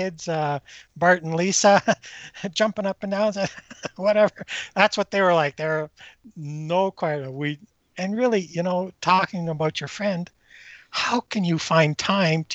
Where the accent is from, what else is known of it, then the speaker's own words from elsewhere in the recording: Northern Ontario, Canada; moved away as an adult; now in Western Canada; I grew up in Northern Ontario and there was no cable.